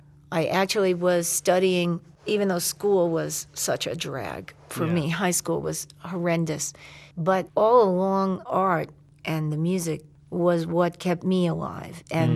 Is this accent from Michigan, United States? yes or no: no; New York City, New York, United States; because I'm from Queens and Brooklyn.